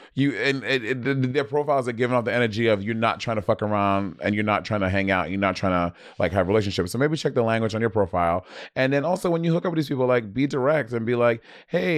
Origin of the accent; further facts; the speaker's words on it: New York City, New York, United States; I'm from Brooklyn